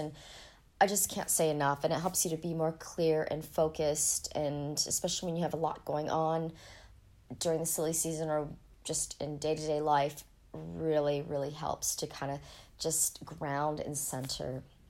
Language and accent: English; Ohio, United States; born there; also born or lived in Colorado; I was born in Ohio. It was actually quite cold there in winter